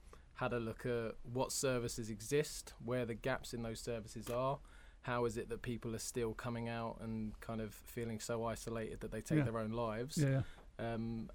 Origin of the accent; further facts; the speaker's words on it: London, United Kingdom; moved away; I'm from Hammersmith, West London.